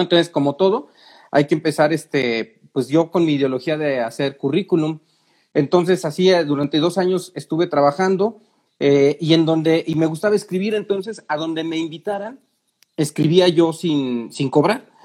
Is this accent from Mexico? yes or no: yes; Mexico City, Mexico; yo soy de la Ciudad de México